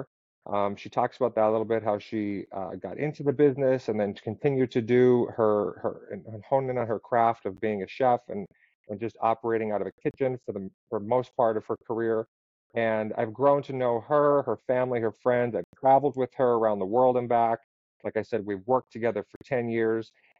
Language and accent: English; West Pittston, Pennsylvania, United States; also born or lived in Wyoming, Pennsylvania; now in Tampa, United States; I grew up in Wyoming and West Pittston, Pennsylvania